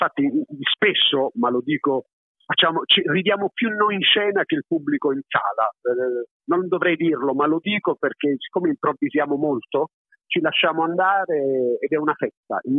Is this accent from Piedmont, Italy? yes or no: no; Apulia, Italy; also born or lived in Naples, Italy; io sono campano d'adozione, sono nato a Napoli e ti dico la verità, adesso che ho un po' più di sei anni e vivo in Puglia ormai da lustri, lustri e lustri